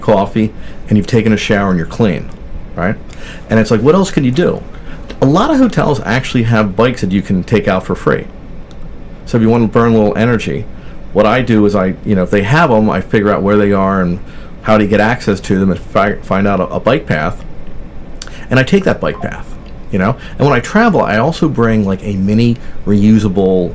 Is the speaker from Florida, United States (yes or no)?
no; New Jersey, United States; I'm from New Jersey